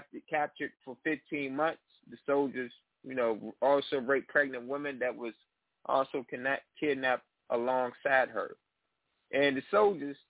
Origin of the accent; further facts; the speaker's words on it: Richmond, Virginia, United States; my hometown of Richmond, Virginia